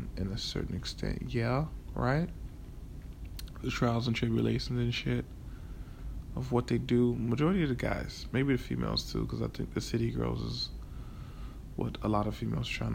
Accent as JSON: {"language": "English", "town": "Miami", "region": "Florida", "country": "United States", "said": "You know I'm from Miami"}